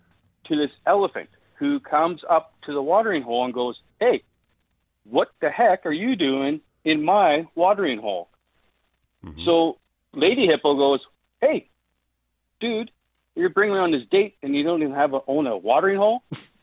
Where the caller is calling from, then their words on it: Calgary, Alberta, Canada; Calgary, just Mackenzie Lake.